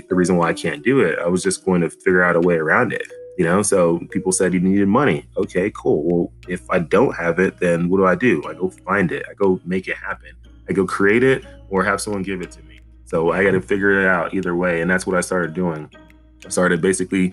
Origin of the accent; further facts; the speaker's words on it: Dallas, Texas, United States; I grew up in Dallas, Texas